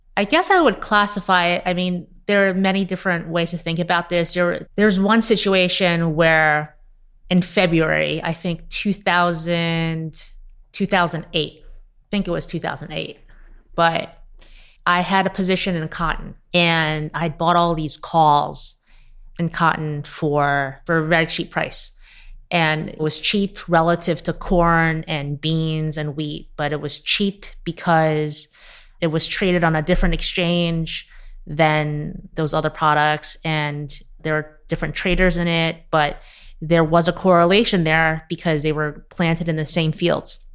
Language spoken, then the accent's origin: English; New York City, New York, United States; I grew up in Queens to immigrant parents. I came here when I was six.